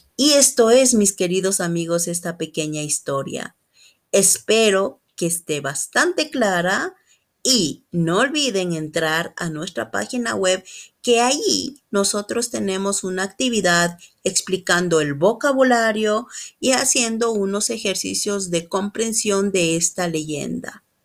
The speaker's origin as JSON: {"language": "Spanish", "country": "Ecuador", "said": "soy de Ecuador"}